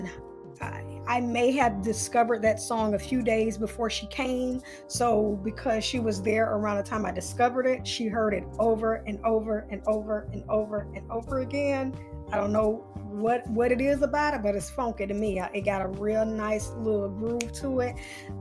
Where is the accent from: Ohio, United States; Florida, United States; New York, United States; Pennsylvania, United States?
Florida, United States; Jacksonville; now in Charlotte, United States; my hometown of Duval